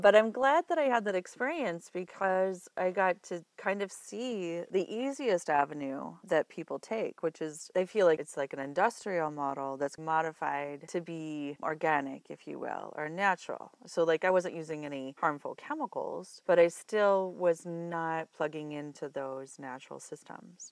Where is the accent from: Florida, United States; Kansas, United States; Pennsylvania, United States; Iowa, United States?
Iowa, United States; moved away; also born or lived in Colorado; I'm from Iowa originally